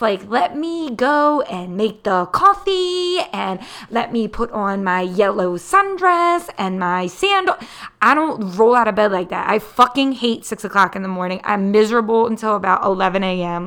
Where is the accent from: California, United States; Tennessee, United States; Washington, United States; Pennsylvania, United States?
Pennsylvania, United States; Philadelphia; I am born and raised in the Philadelphia area.